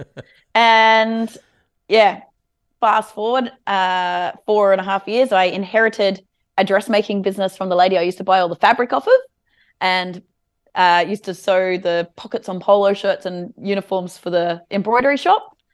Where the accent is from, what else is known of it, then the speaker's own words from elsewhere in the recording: Alstonville, New South Wales, Australia; also born or lived in Evans Head; I grew up in a trailer park in a place called Alstonville. which is between Ballina and Lismore, uh, for the first nine years.